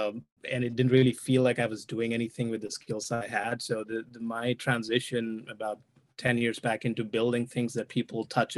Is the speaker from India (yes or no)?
yes; India; moved away as an adult; now in United States; I'm originally from India.